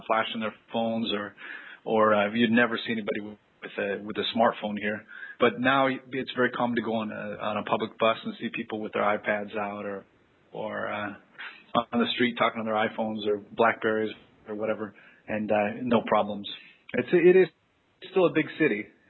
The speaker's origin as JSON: {"language": "English", "region": "Oregon", "country": "United States", "tie": "born or raised there", "moved": "as an adult", "lives_now": "Rio de Janeiro, Brazil", "said": "I'm American, born and raised in Oregon"}